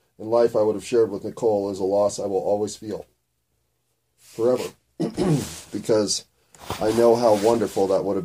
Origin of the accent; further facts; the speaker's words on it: United States; I'm an American